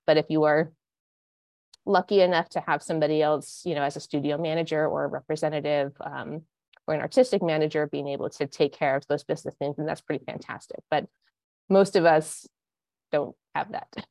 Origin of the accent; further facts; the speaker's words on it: Montana, United States; moved away as an adult; also born or lived in Santa Barbara, California / Los Angeles / New York; now in Connecticut, United States; I am not from Connecticut. No. um, I grew up in Montana.